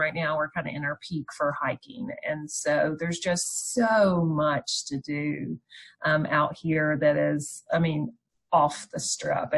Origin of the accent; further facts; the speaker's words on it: North Carolina, United States; also born or lived in Memphis, Tennessee; now in Las Vegas, United States; I'm from North Carolina